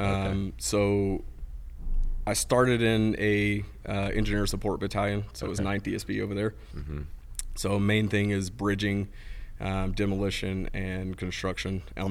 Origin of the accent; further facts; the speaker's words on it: Dothan, Alabama, United States; moved away as an adult; also born or lived in Texas; So born and raised in Dothan, Alabama.